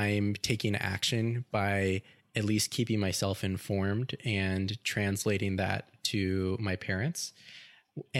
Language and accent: English; Delaware County, Indiana, United States; moved away; my home state of Indiana, tracking the cases in Delaware County, which is where I'm from.